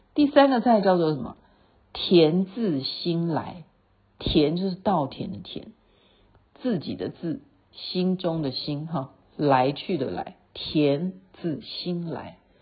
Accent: Taiwan; 因为我是台湾来的

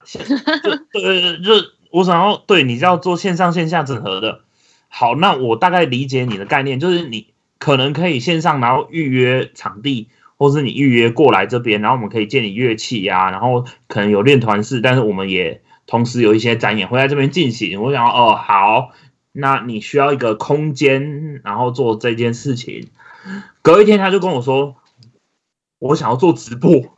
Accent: Taichung, Taiwan; 我，台中人嘛

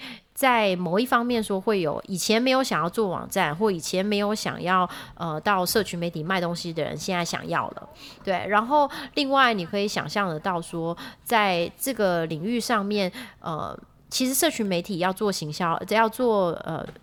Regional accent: Taiwan; moved away as an adult; now in United States; 因为我是台湾人嘛

